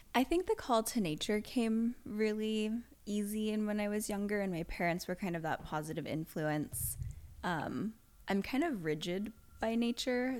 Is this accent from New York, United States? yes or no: no; Las Vegas, Nevada, United States; moved away as an adult; now in Los Angeles, United States; I grew up in Vegas. So, our backyard was just a giant, like, desert